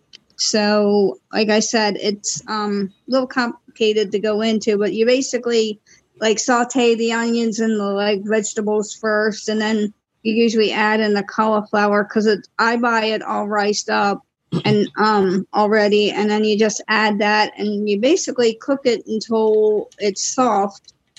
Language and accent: English; Maryland, United States; I'm from Maryland.